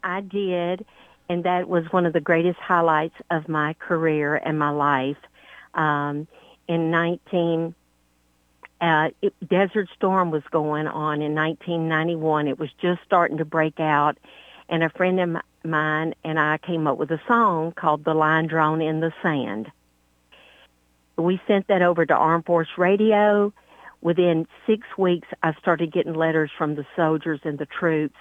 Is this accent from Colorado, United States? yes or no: no; Louisiana, United States; moved away as an adult; now in Texas, United States; I was born and raised in Louisiana and so I'm Southern, but I've been in Texas for 30 years